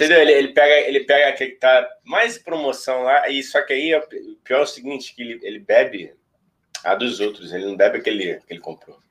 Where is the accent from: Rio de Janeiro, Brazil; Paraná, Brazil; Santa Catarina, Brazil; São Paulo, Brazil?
Rio de Janeiro, Brazil; nós somos do Rio de Janeiro